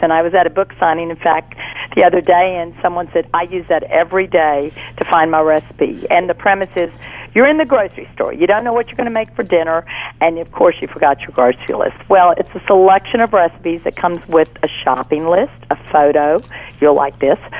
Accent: Fort Worth, Texas, United States; now in Baton Rouge, United States; I'm originally from Fort Worth, Texas

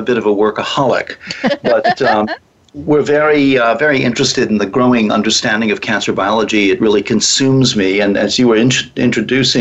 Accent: Connecticut, United States; also born or lived in Canada; now in California, United States; I'm a native of Connecticut

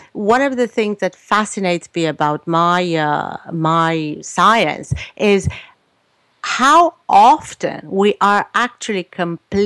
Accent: Romania; moved away as an adult; now in Canada; I was born in Romania, so I lived in a communist country.

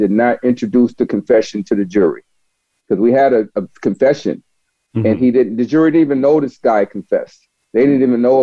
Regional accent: Buffalo, New York, United States; now in Augusta, Georgia, United States; I grew up in Buffalo, New York

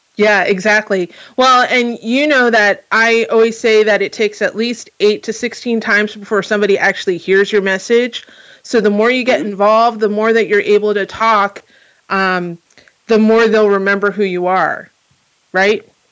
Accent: New Jersey, United States; now in California, United States; I'm from New Jersey

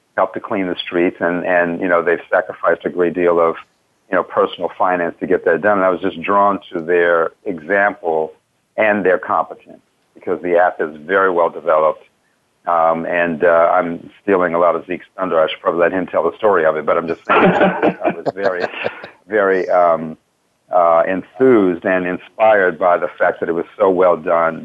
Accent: Washington, District of Columbia, United States; now in Baltimore, United States; I grew up in Washington D.C. and never used to come to Baltimore

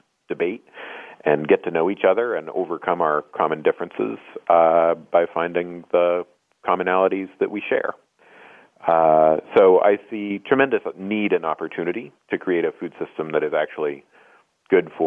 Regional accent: Oregon, United States; moved away as an adult; I grew up in the West Coast in Oregon.

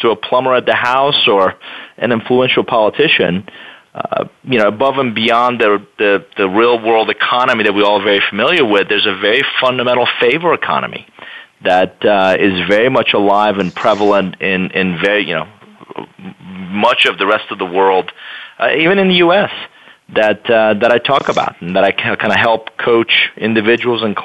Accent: Iran; English is a second language; now in United States; I am originally from Iran. Parents still live there

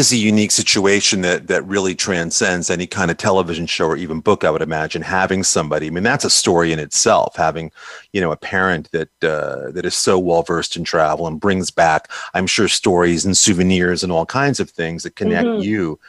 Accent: New York, United States; now in Orange County, United States; growing up in New York as I did

